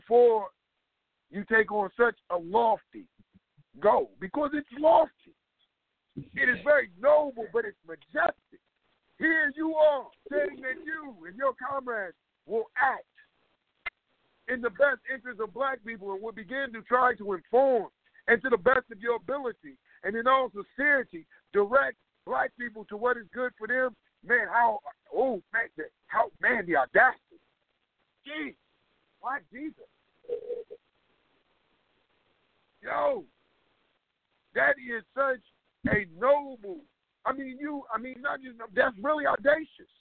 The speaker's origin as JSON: {"language": "English", "country": "United States", "said": "I'm from America"}